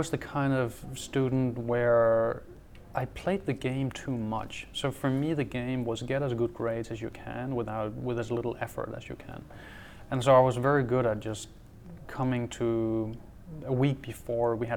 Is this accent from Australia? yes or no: no; Denmark; also born or lived in Aarhus; I actually grew up in a very small town close to the German border